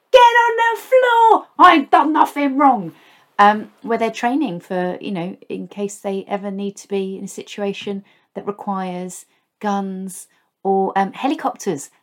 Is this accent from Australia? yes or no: no; Basingstoke, South East England, United Kingdom; moved away; where I grew up in Basingstoke